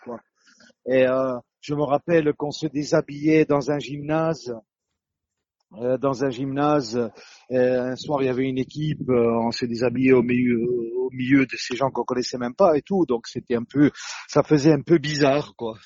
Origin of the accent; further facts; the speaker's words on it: Corsica, France; moved away as an adult; Je suis du sud, hein, je suis du sud, je suis corse